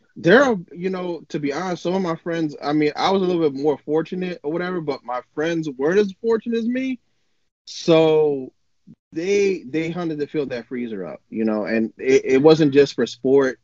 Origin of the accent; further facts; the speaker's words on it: New Orleans, Louisiana, United States; first language English; moved away as an adult; now in Oregon, United States; I was born and raised in New Orleans, Louisiana